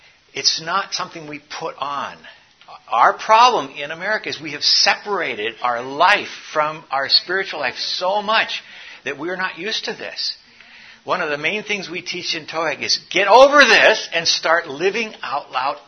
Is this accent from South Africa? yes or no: yes; South Africa; I grew up in South Africa.